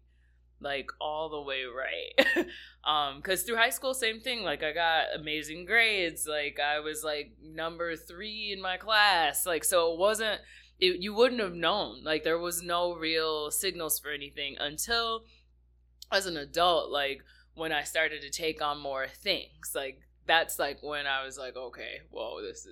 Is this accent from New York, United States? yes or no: no; South Haven, Michigan, United States; I grew up here in Michigan. I'm a Lakeshore kid, so I grew up in a really small town, just kind of like right outside of South Haven, Michigan, right on Lake Michigan. That's where I was born and raised